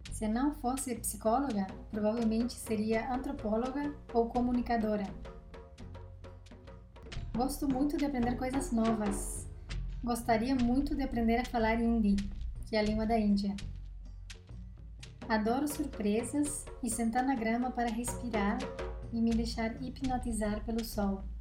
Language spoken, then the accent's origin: Portuguese; Uruguay; born there; moved away; Eu nasci numa quinta-feira de abril, no Uruguai. Já me mudei 13 vezes em quatro países.